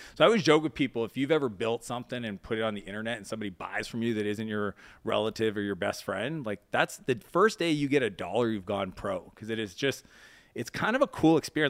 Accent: East Coast of Canada, Atlantic Canada, Canada; now in United States; I grew up in Canada on the East Coast, even though I spent most of my time in the U S.

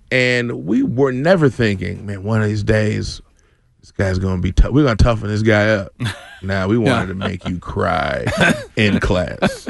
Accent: Boston, Massachusetts, United States; Because I'm from Boston. I'm from Dorchester specifically, which is like the home of that accent.

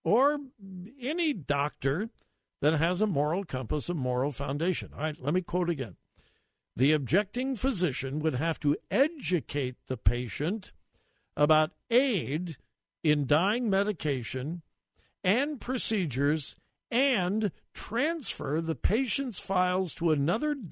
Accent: California, United States; also born or lived in Greenville, South Carolina; I was quite proud of the fact that I was from California

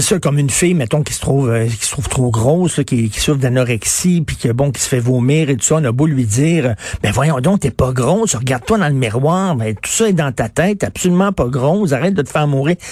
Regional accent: Montreal, Quebec, Canada; je viens de Verdun

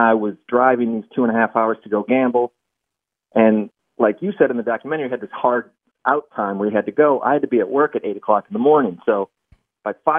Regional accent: Michigan, United States; I grew up in Michigan, so I'm a Detroit sports fan.

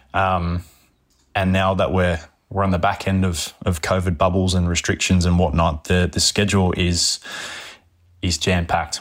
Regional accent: Sydney, New South Wales, Australia; I grew up in, in the inner west in Sydney, so in Lidcombe

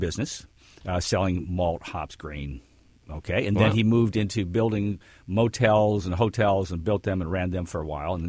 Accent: Detroit, Michigan, United States; Yes, grew up in Detroit.

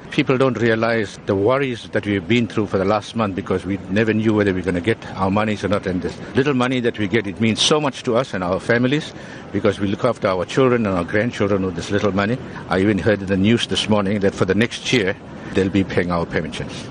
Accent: South Africa; I'm a South African citizen.

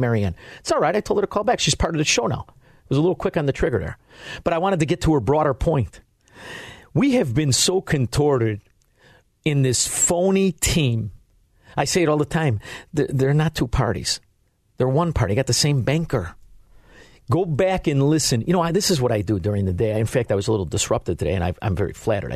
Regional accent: United States; as an American

